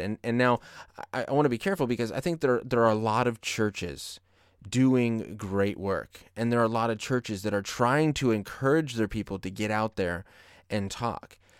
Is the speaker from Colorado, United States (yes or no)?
yes; Colorado, United States; now in California, United States; my home state of Colorado